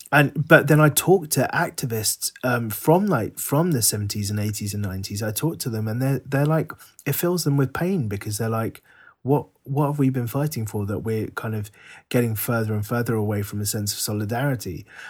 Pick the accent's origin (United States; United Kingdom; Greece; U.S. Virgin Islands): United Kingdom; London; the Sri Lankan community in Northwest London where we were growing up